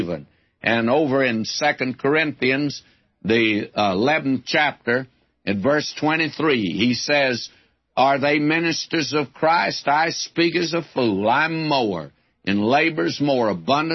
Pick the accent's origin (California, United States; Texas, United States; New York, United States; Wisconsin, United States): Texas, United States; West; born or raised there